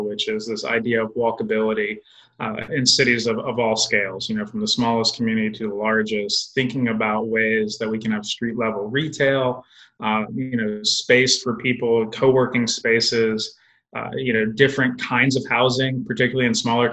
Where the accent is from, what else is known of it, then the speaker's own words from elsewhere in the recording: Indialantic, Florida, United States; moved away as an adult; I grew up in a small beach town in Florida near Cape Canaveral, and it was called Indie Atlantic